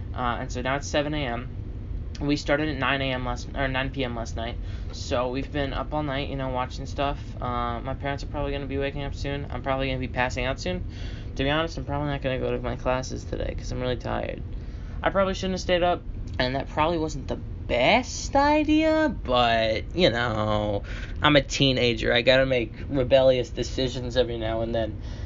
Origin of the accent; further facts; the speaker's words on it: United States; I'm the American who's gone to school here for nine years